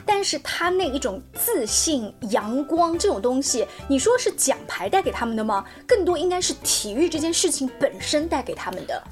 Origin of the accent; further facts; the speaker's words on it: China; 我觉得我们中国人是非常非常热血沸腾的